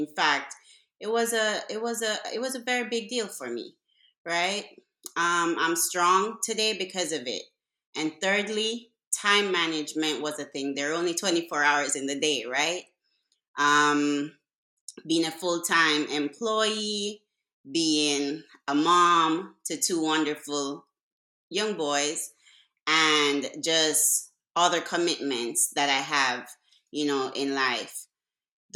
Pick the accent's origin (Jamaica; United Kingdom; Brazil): Jamaica; moved away as an adult; now in United States; I was born in Jamaica. I migrated to the U.S. at the age of 18